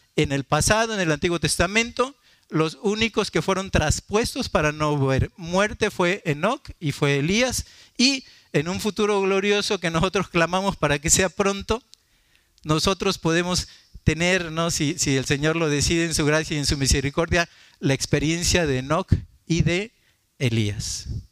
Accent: Martínez de la Torre, Veracruz, Mexico; una familia muy querida de Martínez de la Torre, de mi pueblo

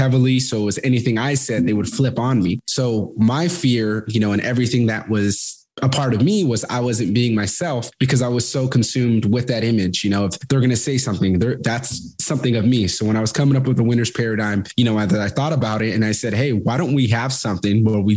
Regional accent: Fresno, California, United States; moved away as an adult; I'm originally from Fresno, California. Grew up there, ended up moving out when I was 18

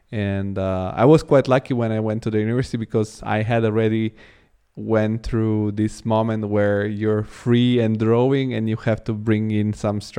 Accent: Rome, Lazio, Italy; English is a second language; I was quite lucky because in in it I grew up in Italy, in Rome, and there we have um, sort of a high school of arts.

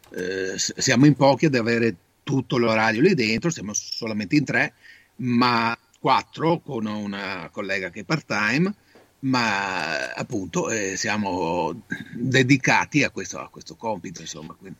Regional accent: Italy; now in Padua, Italy; Il mio paese d'origine è Volgano, quindi ho un'esperienza non diretta perché abito a Padova da 45 anni

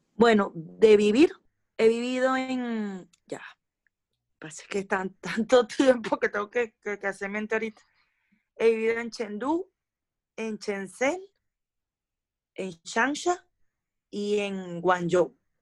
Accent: Venezuela; moved away as an adult; now in China; los primeros tres años que pasé en China y volví a Venezuela

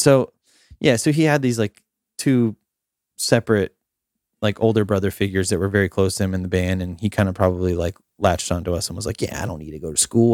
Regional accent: Summerfield, Florida, United States; I lived in a small town called Summerfield, which is about thirty minutes south of Ocala

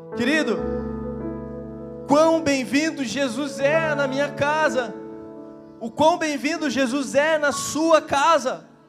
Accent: Curitiba, Paraná, Brazil; eu sou de Curitiba

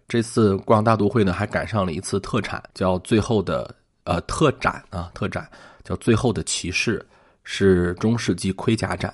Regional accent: Shanxi, China; 我是一个山西人啊

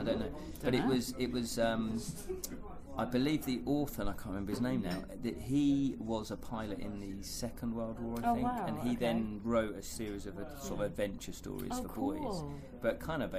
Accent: Hertford, East of England, United Kingdom; I'm from Hartford

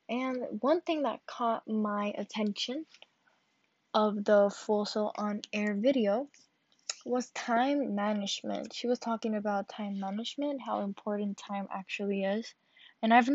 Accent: Carolina, Puerto Rico; I'm from Carolina, Puerto Rico

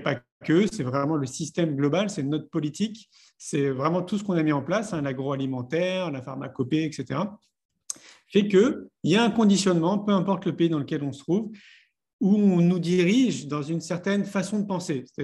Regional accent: Paris, Île-de-France, France; moved away as an adult; j'ai grandi à Paris. J'y ai vécu 34 ans

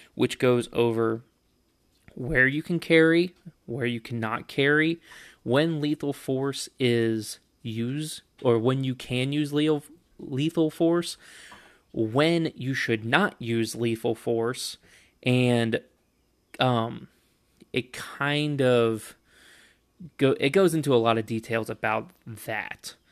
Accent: Kentucky, United States; my home state of Kentucky

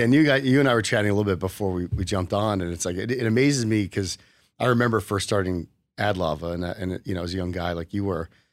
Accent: New Jersey, United States; moved away as an adult; also born or lived in Arizona; now in Las Vegas, United States; I grew up in New Jersey, so I went to Rutgers

